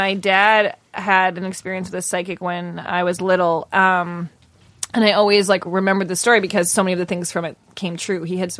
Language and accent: English; Evanston, Illinois, United States; I grew up in Evanston where their Northwestern was right there.